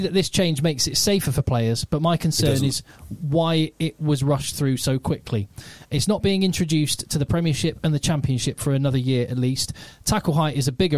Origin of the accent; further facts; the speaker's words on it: Newbury, South East England, United Kingdom; now in Manchester, United Kingdom; growing up in Newbury and playing for Newbury.